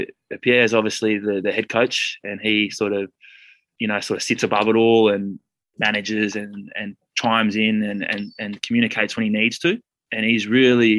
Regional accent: Canberra, Australian Capital Territory, Australia; moved away as an adult; now in Castres, France; I'm from Canberra originally in Australia

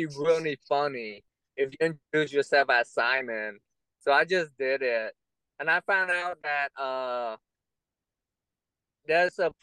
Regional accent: Austin, Texas, United States; my hometown in Austin, Texas

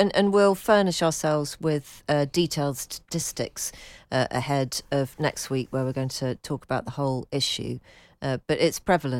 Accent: London, United Kingdom; one being he's a Scouser and I'm from London.

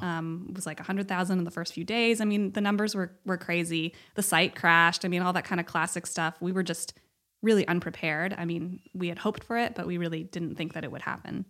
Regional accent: Cleveland, Ohio, United States; also born or lived in Los Angeles, California; now in Bay Area, United States; I'm from Cleveland, but I have a lot of family

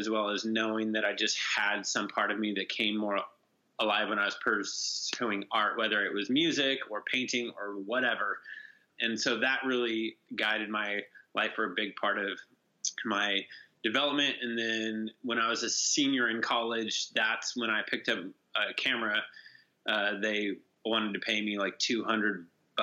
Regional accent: Bishop, California, United States; I grew up in Bishop, California

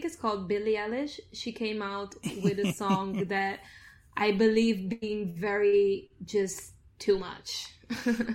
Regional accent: Italy; moved away; Italy, because it's my hometown, a home place where I grew up

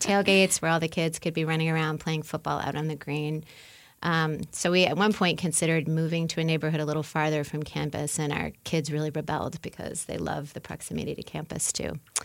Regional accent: New Orleans, Louisiana, United States; moved away as an adult; now in Indiana, United States; I'm from New Orleans

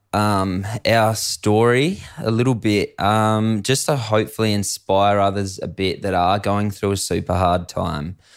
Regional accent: Adelaide Hills, South Australia, Australia; I grew up in the Adelaide Hills of South Australia

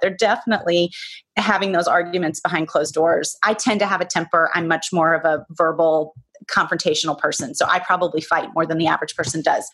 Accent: the South, United States; born or raised there; now in New York, United States

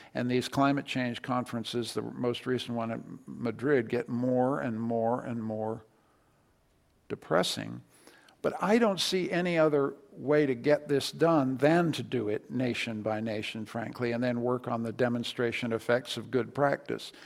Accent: Canada; as a Canadian

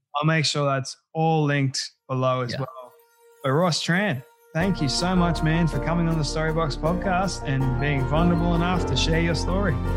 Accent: Australia

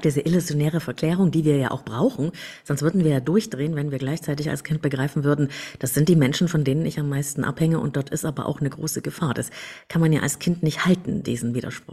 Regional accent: Germany; Ich bin in der DDR geboren

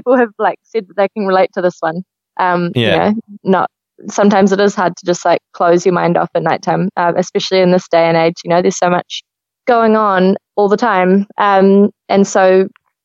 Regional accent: New Zealand; I am a Kiwi musician

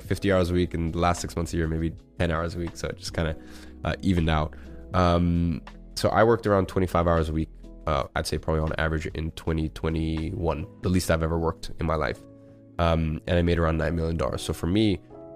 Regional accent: London, United Kingdom; moved away as an adult; now in Dubai, United Arab Emirates; I was used to growing up in London for 17 years

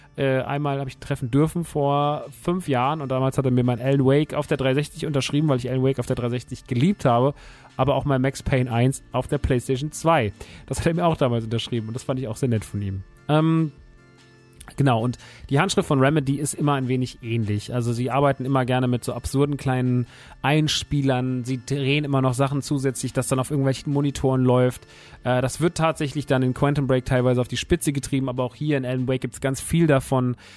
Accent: Rodgau, Hesse, Germany; moved away; Rottgau ist ja meine alte Heimat

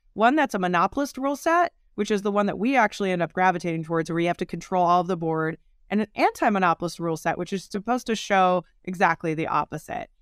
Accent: Oregon, United States; as a kid growing up in Oregon here in the U, United States

